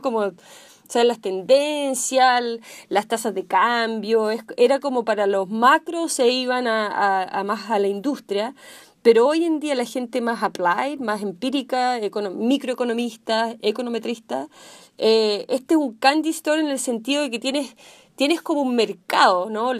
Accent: Chile; moved away as an adult; now in Silicon Valley, United States; Yo soy chilena, nací en Chile

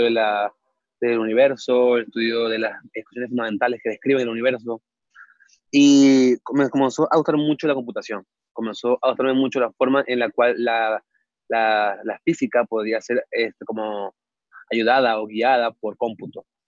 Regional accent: Venezuela; moved away as an adult; now in Mexico; yo soy de Venezuela, este, nací allá hace ya 27 años.

